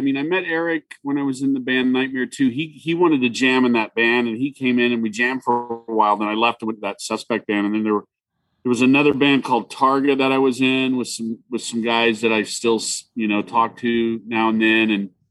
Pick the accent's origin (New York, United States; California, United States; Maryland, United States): California, United States; Irvine; also born or lived in Fort Wayne, Indiana; I grew up in Irvine.